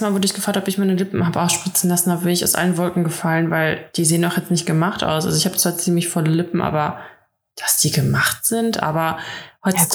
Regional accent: Russia; now in Germany; bei uns in Russland

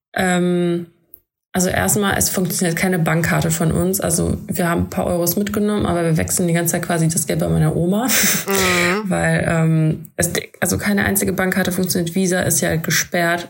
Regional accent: Germany; wir kommen aus Deutschland

